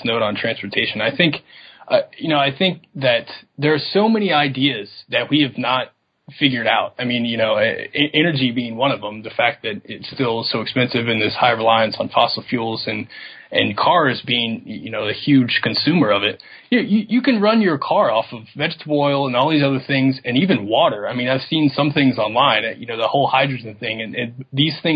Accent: Atlanta, Georgia, United States; I'm from Atlanta

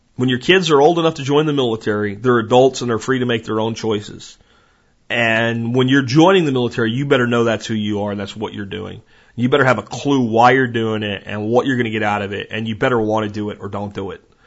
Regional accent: Jacksonville, Florida, United States; moved away; I grew up in Jacksonville for quite a bit of my childhood, and I loved roaming the swamps on the Atlantic side in, in Jacksonville, Florida

